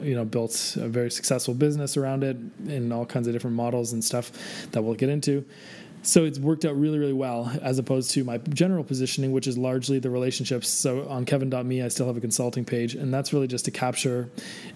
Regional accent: Canada; I'm Canadian

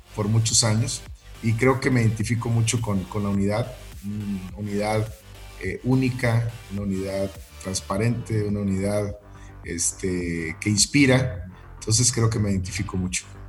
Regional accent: northern Mexico, Mexico; yo, siendo norteño

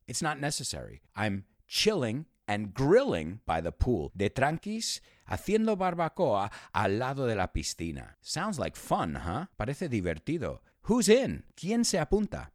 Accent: United States; I was born and raised, born and raised, we say, or you could say born and bred in the United States

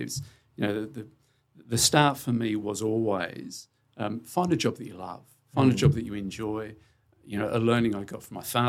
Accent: Sydney, New South Wales, Australia; moved away as an adult; also born or lived in West Ham, London / Melbourne; now in Adelaide, Australia; I grew up in Sydney. My mates were in Sydney. I love Sydney. Everything was about Sydney.

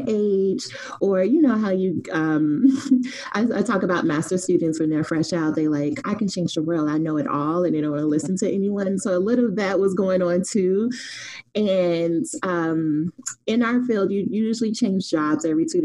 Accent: Chicago, Illinois, United States; I'm originally from Chicago, the West Side, which I say is the best side

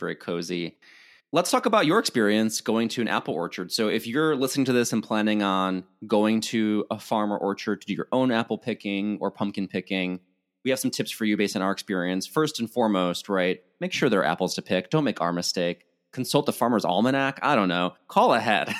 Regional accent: Illinois, United States; now in California, United States; I'm from Illinois, there are orchards up the yin yang

